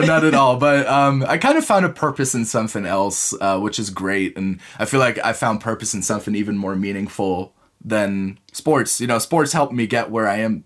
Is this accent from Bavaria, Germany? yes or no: yes; Munich, Bavaria, Germany; English is a second language; also born or lived in United States; I am originally from Munich